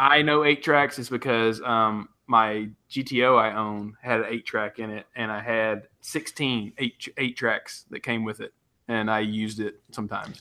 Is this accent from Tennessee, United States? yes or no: yes; West Tennessee, United States; also born or lived in Knoxville, Tennessee; I grew up in West Tennessee